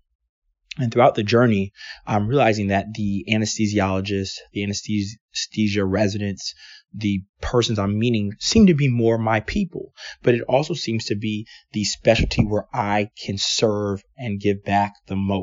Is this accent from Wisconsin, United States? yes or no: no; Washington, District of Columbia, United States; moved away as an adult; also born or lived in Atlanta, Georgia / Portland, Oregon; I'm from Washington, D.C. I went to Georgetown Day High School